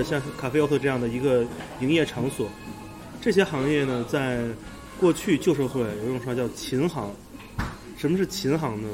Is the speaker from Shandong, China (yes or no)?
yes; Shandong, China; 其实我也是山东的